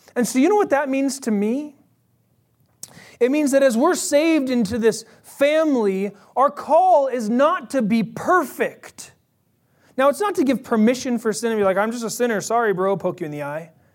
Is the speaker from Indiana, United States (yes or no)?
no; Bay Area, California, United States; I'm from the Bay Area.